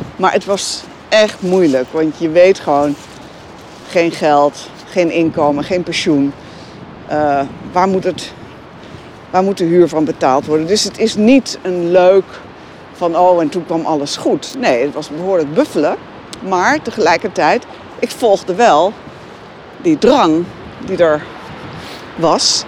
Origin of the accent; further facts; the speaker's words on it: Veluwe, Gelderland, Netherlands; ik kom van de Veluwe. Dus daar hadden we heide, bos, heel veel ruimte om te spelen